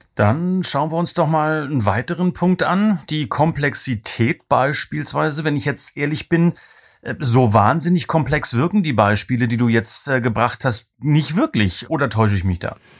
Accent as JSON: {"language": "German", "area": "the East", "region": "East Germany", "country": "Germany", "said": "ich komme aus dem Osten, da haben wir eher Russisch äh, gehabt ab der fünften Klasse."}